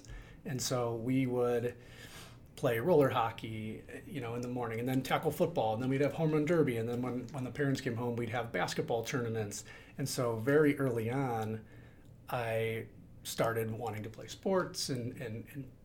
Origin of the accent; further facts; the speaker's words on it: Midwest, United States; I grew up in the Midwest